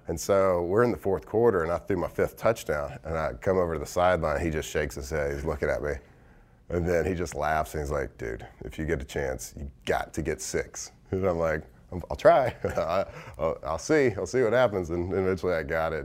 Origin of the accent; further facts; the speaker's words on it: Texas, United States; moved away as an adult; I grew up in Texas, so I grew up a Cowboy fan